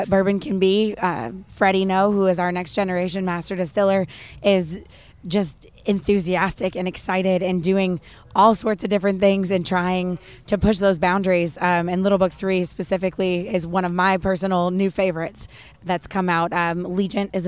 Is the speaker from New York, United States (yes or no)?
yes; Western New York, United States; now in Kentucky, United States; I'm actually a Yankee by birth. So I was born in Western New York. So I always like to say I have the southern charm with the New York attitude